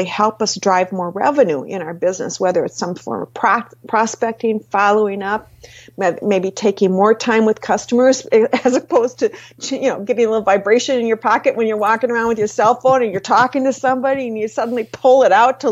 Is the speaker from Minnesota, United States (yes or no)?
yes; Minnesota, United States; I'm from Minnesota